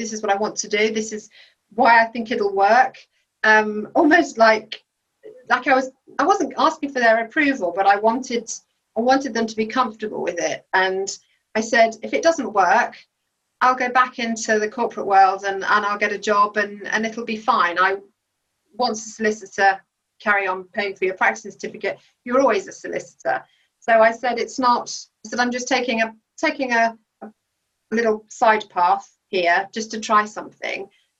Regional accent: Belgium; So I mean, growing up in Belgium, the waiters and waitresses, waiting staff in restaurants, they don't do that job just because they've got nothing else to do.

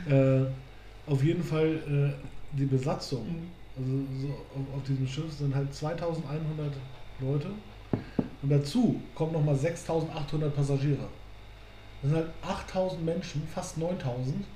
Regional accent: Germany; mein Heimatort halt direkt an der Elbe liegt und auch in der ja, Einfahrt zum Hamburger Hafen, also mhm. ein Stück davor.

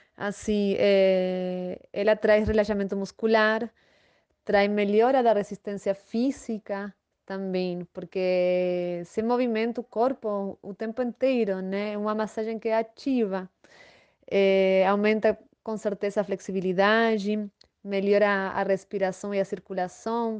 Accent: Buenos Aires, Argentina; Portuguese is a second language; moved away as an adult; now in Vale do Capão, Brazil; sou natural da Argentina, de Buenos Aires. Moro no Brasil faz sete anos

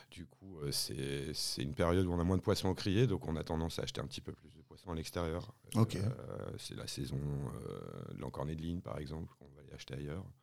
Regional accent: Le Touquet, Hauts-de-France, France; moi je suis originaire du Touquet. au Touquet, j'ai des parents qui étaient agents mobiliers.

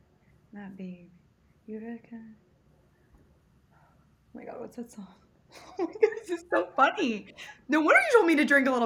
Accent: New York City, New York, United States; I grew up in New York City, went to private school

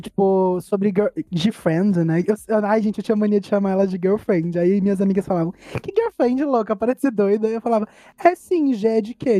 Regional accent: Brazil; A gente é brasileira

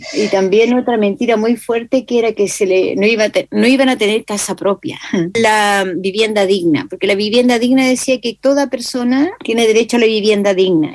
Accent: Chile; no somos asumidos en derechos políticos

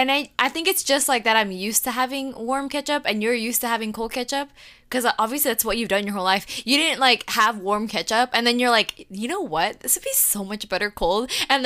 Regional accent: Jamaica; being Jamaican and all

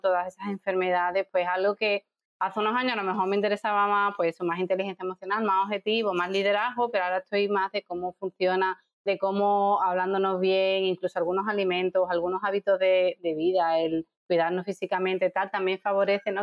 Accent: Seville, Andalusia, Spain; moved away as an adult; also born or lived in Dublin, Ireland / Jerez, Spain / Madrid, Spain / Santiago, Chile; yo eh, soy de Sevilla, pero viví en Dublín, luego en Jerez, luego me fui a Madrid, luego a Santiago de Chile, volví a Sevilla

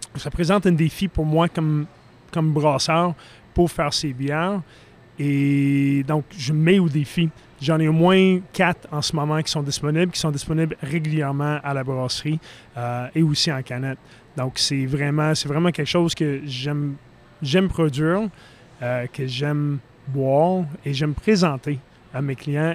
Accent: Philadelphia, Pennsylvania, United States; moved away; je viens de la Philadelphie

